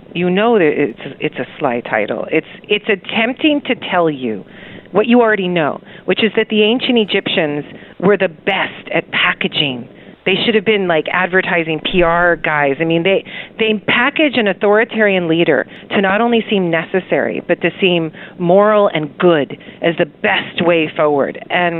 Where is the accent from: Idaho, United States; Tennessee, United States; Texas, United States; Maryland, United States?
Texas, United States; Houston; I grew up in Houston, Texas, where things are super socially competitive, and people would display their ability to spend through cars and hair and eyeliner